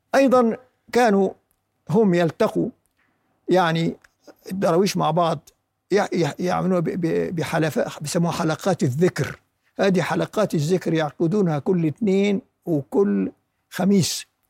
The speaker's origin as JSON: {"language": "Arabic", "town": "Khan Yunis", "region": "Gaza Strip", "country": "Palestine", "tie": "born or raised there", "said": "خان يونس مسقط رأسي"}